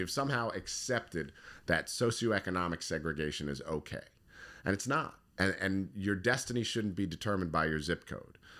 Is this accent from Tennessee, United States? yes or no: no; Howard County, Maryland, United States; I grew up in Howard County.